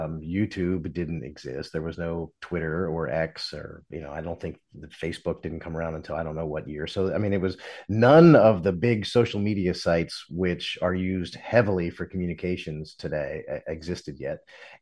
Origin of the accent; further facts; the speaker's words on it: Philadelphia, Pennsylvania, United States; moved away; also born or lived in Richmond / Washington, D.C.; I'm from Philadelphia, and I've worked in Richmond and, you know, Washington, D.C.